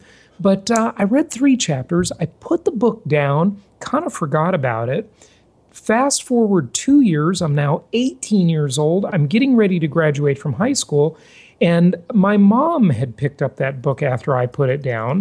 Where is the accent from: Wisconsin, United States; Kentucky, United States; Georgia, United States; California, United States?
California, United States; Los Angeles; I grew up in Los Angeles, California